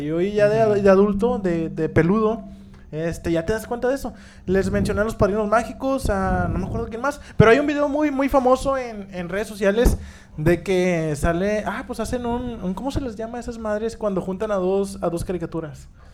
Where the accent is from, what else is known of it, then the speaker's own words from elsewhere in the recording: Monterrey, Nuevo León, Mexico; somos de Monterrey, somos regios. Si nos ven fuera de, esta ciudad, entiendan nuestro dialecto